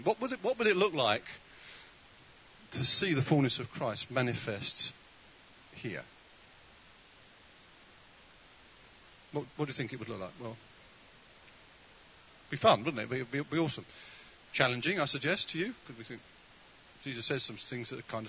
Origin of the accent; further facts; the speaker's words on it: United Kingdom; We are so British